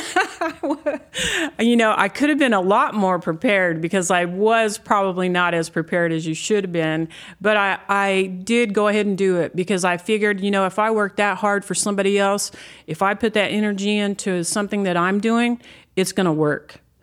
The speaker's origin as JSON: {"language": "English", "region": "Texas Panhandle", "country": "United States", "tie": "born or raised there", "said": "I'm, I'm a native Texan"}